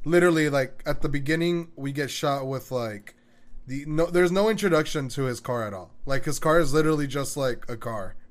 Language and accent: English; Texas, United States; I'm from Texas.